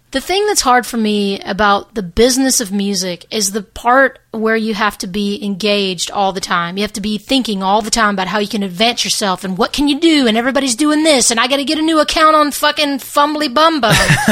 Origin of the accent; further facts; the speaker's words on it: Hernando, Mississippi, United States; also born or lived in Memphis, Tennessee; the town I grew up in, Hernando, Mississippi, is like 20 minutes south of Memphis